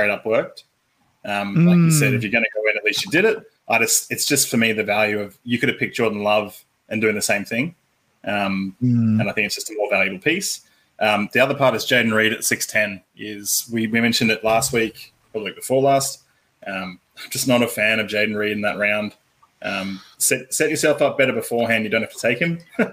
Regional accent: Australia; We have many words in Australia for this piece of clothing

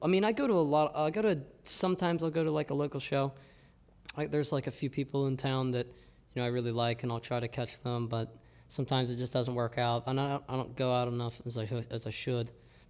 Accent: Millville, Ohio, United States; we're from Millville, Ohio.

